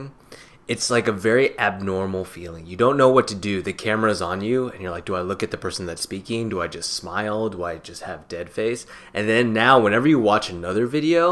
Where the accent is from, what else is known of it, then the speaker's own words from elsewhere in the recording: Niwot, Colorado, United States; also born or lived in San Jose, California; now in New York, United States; So we just kind of uprooted and moved to Colorado when I was about to hit kindergarten. And that's where I grew up, in the small town of Niwot, Colorado